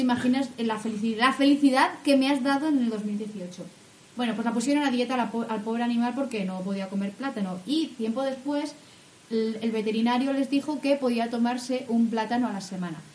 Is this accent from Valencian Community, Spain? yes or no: no; Castilla-La Mancha, Spain; de mi tierra, o sea, es, es manchega esa, expresión